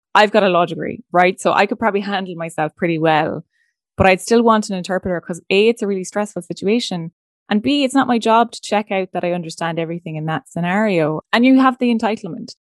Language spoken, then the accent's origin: English; Leinster, Ireland; I'm from Laois